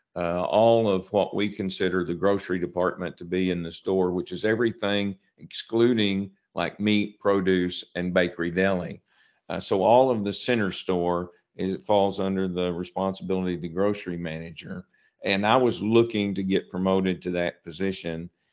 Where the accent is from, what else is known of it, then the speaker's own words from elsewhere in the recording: Piggott, Arkansas, United States; I had been working at a, a grocery store in my hometown of Piggott